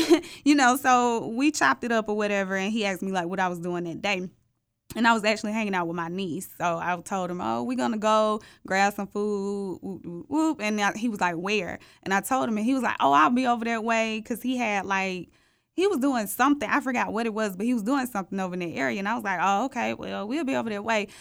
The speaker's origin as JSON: {"language": "English", "town": "Atlanta", "region": "Georgia", "country": "United States", "said": "I'm thirty-two years old and I'm from Atlanta, the real Atlanta"}